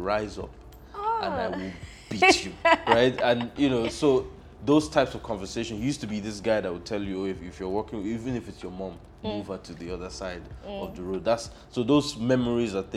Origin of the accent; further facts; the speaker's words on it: Lagos, Nigeria; also born or lived in Akwa Ibom State; I was born in Lagos. I'm from Akwa Ibom State.